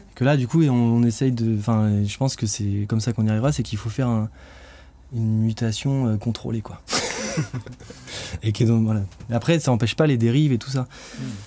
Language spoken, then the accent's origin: French; France; en tant que Français